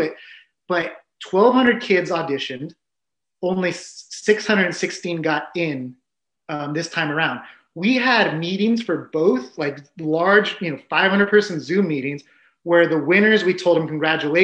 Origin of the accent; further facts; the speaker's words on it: San Diego, California, United States; I grew up in San Diego